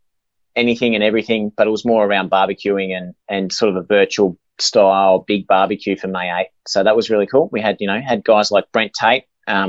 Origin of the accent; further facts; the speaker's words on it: Inverell, New South Wales, Australia; born there; Yeah, I was born in Inverell.